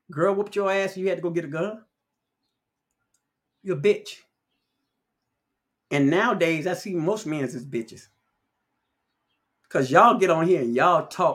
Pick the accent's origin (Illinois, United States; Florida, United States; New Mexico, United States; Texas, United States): Illinois, United States; Chicago; growing up in Chicago